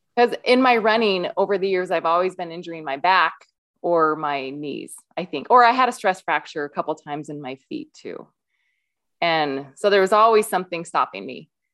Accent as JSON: {"language": "English", "region": "Iowa", "country": "United States", "tie": "born or raised there", "moved": "as an adult", "lives_now": "Utah, United States", "said": "I live in Utah. I grew up in Iowa and, uh, came out to Utah for school, for college"}